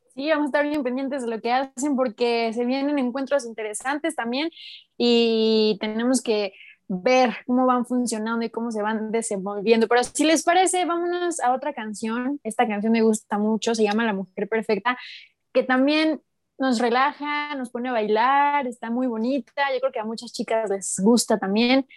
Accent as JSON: {"language": "Spanish", "region": "Puebla", "country": "Mexico", "said": "somos de Puebla"}